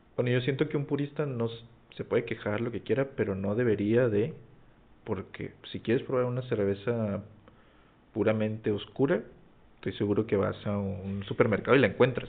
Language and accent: Spanish; Mexico; somos los mexicanos